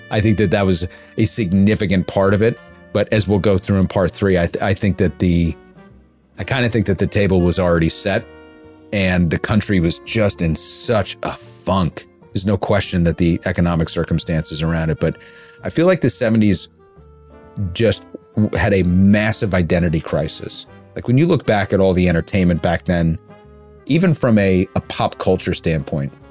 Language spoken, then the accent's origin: English; North Carolina, United States; Yeah, anecdotally, growing up in North Carolina, he lost North Carolina bad, which doesn't surprise me at all.